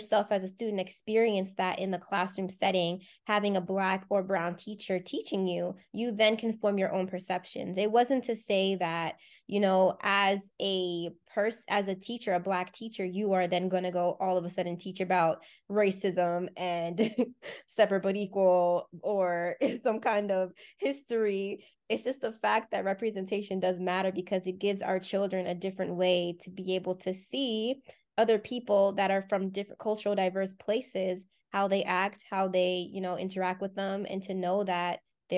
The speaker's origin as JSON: {"language": "English", "region": "Deep South", "country": "United States", "tie": "born or raised there", "said": "I was born and raised in the Deep South."}